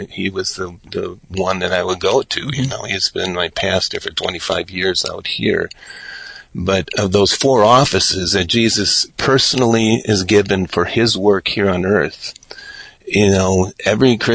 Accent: Oconomowoc, Wisconsin, United States; also born or lived in Los Angeles, California; now in Madison, United States; I grew up out in around Heartland, Oconomowoc area

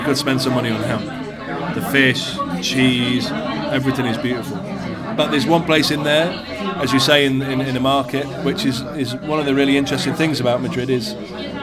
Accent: United Kingdom; I'm a Brit

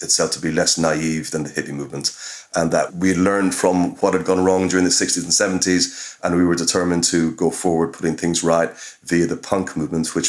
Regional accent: Cork, Munster, Ireland; moved away; I'm from Cork City. I haven't lived in Ireland for many years

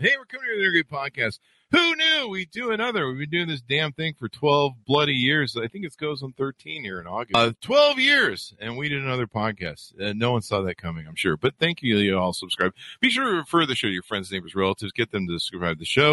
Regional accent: Las Vegas, Nevada, United States; I'm from Vegas

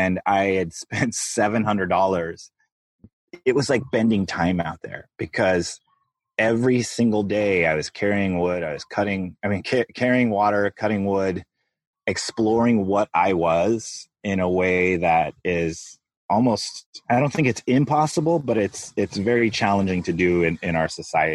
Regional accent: Los Angeles, California, United States; moved away as an adult; now in Hawaii, United States; growing up in Los Angeles

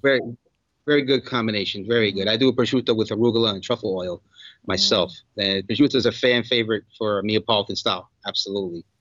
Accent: New York, United States; moved away as an adult; also born or lived in South Florida; now in Miami, United States; I grew up in New York.

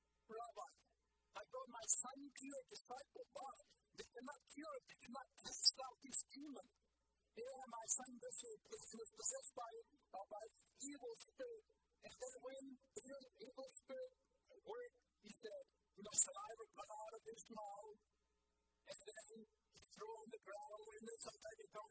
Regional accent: Myanmar; moved away; growing up in Burma. Yes, I grew up in a place where 100% were Christian

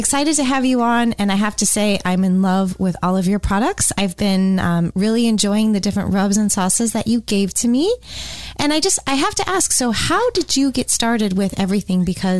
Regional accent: California, United States; now in Tampa, United States; You know, I came from California, so I've been in Tampa since 2003.

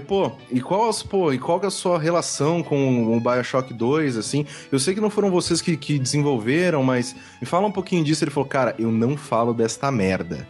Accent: Brazil; eu sou do Brasil

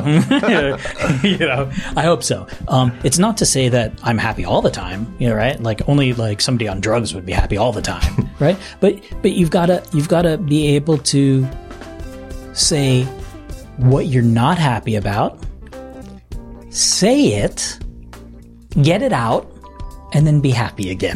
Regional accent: New Jersey, United States; moved away as an adult; now in Tokyo, Japan; I grew up in New Jersey

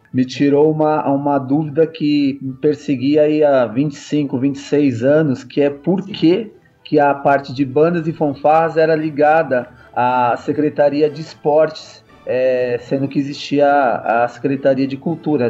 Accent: Guarulhos, São Paulo, Brazil; aqui em Guarulhos, sou de Guarulhos

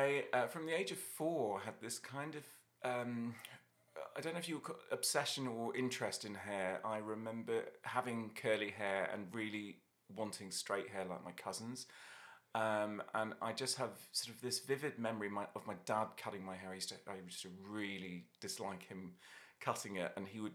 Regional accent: London, United Kingdom; also born or lived in Dublin, Ireland / Australia; now in -; I'm originally from Dublin, but I grew up in London sort of from the age of about 7 or 8. And then I also lived in Australia, so I ended up there for 6 years in my 20s and came back with a bit of a mixed weird accent.

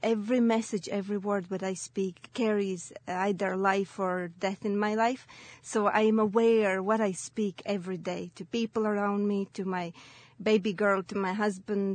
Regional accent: Latvia; English is a second language; moved away as an adult; now in Ireland; I'm originally from Latvia, and I moved to Ireland 7 years ago.

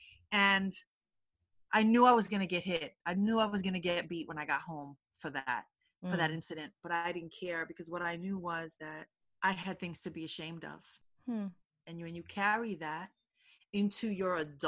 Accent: United States; I was born here.

